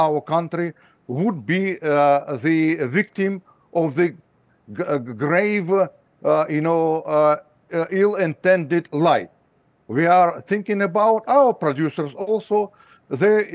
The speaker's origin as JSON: {"language": "English", "country": "Ukraine", "tie": "born or raised there", "second_language": "English", "moved": "yes", "said": "I was born in Ukraine. I was studying in the Ukrainian school."}